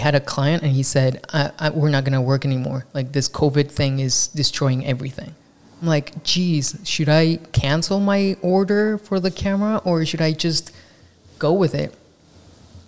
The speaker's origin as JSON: {"language": "English", "country": "Mexico", "second_language": "English", "moved": "as an adult", "lives_now": "Los Angeles, United States", "said": "I'm not from Los Angeles. I am from Mexico, and I moved here, I think 2015 or 16."}